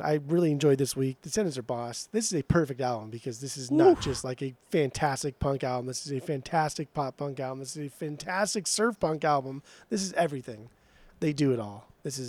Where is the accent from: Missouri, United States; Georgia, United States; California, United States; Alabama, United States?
California, United States; Southern; all of the cool nostalgia growing up in Southern California with the surf rock